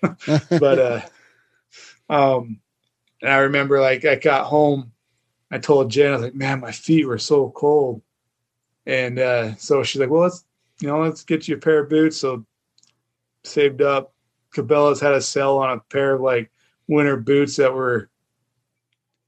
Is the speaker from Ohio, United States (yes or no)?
no; Idaho, United States; growing up in Idaho